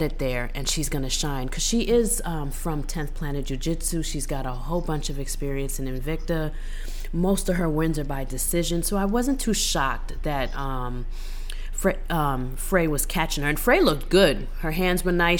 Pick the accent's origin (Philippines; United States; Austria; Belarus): United States; as an American